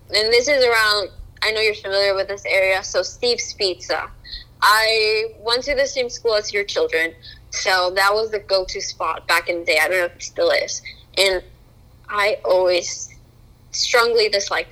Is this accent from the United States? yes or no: no; Colombia; moved away; when I was growing up in Colombia